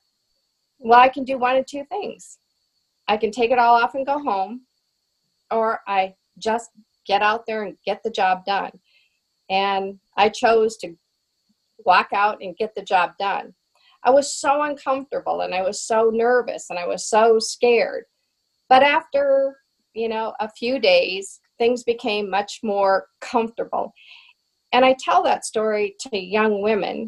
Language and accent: English; the West, United States; me growing up in the West and growing up on horses